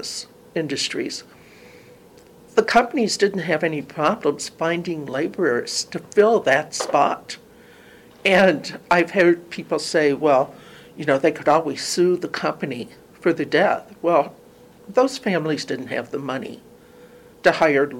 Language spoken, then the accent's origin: English; Louisville, Kentucky, United States; moved away as an adult; now in Toledo, United States; I grew up in Louisville, Kentucky, moved here when I got my job at the library in 1978.